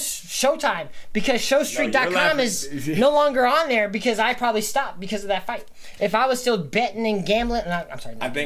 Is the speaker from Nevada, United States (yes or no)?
yes; Las Vegas, Nevada, United States; I'm from Las Vegas, where we have a neighborhood called Little Mexico